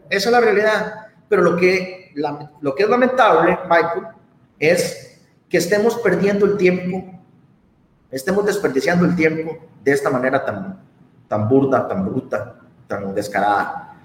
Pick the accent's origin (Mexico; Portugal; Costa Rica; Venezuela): Costa Rica; los costarricenses